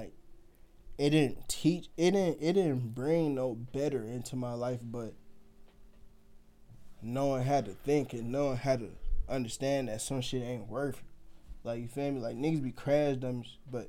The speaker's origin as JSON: {"language": "English", "country": "Nigeria", "said": "You know, I'm African. I'm Nigerian."}